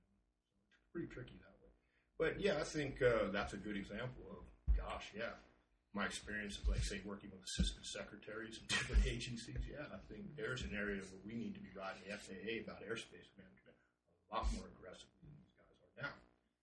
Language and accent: English; Upper Marlboro, Maryland, United States; now in Oregon, United States; Upper Marlboro, Maryland.